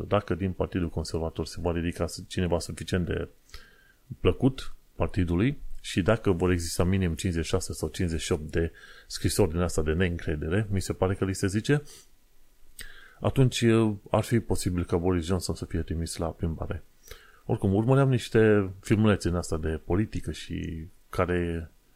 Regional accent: Romania; now in London, United Kingdom; noi venim din România

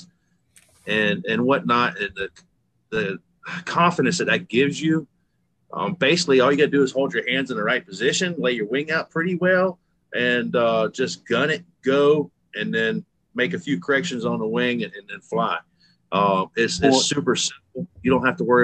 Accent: Alabama, United States; I'm from Alabama, flatlander

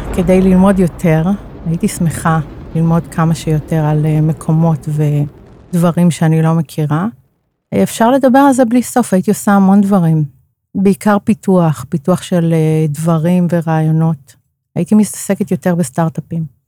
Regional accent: Karmiel, Northern District, Israel; moved away; אני מגיעה בעצם מאזור הצפון, מכרמיאל

